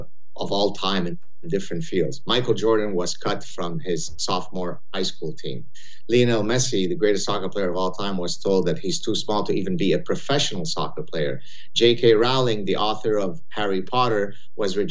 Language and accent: English; Lebanon; moved away; I had a very rough childhood growing up in Lebanon